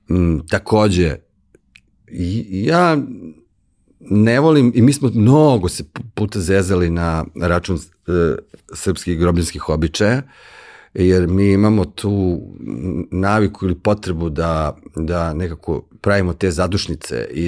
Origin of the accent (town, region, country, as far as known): Serbia